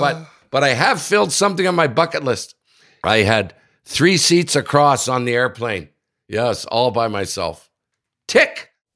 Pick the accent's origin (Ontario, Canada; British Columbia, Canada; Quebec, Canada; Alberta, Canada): Ontario, Canada; Sudbury; my hometown, Sudbury